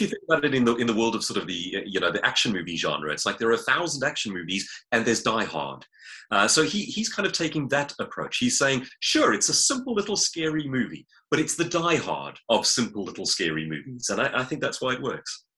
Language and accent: English; Johannesburg, Gauteng, South Africa; grew up like myself in Johannesburg